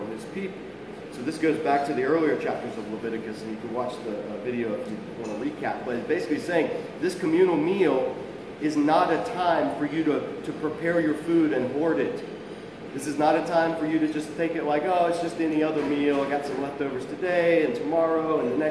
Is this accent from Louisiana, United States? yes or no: no; South Georgia, United States; I come from South Georgia